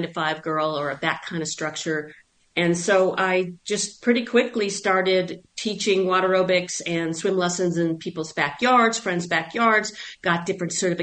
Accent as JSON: {"language": "English", "town": "Buffalo", "region": "New York", "country": "United States", "also_born_or_lived": "Long Island, New York", "moved": "yes", "lives_now": "Phoenix, United States", "said": "I'm actually from Buffalo, New York, or I'm from Long Island and then Buffalo, and so once I left, which was over 40 years ago"}